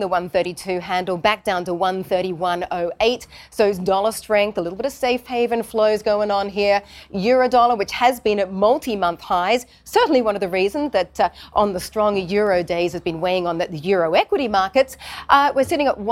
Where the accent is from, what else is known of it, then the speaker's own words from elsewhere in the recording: Australia; moved away; my home country of Australia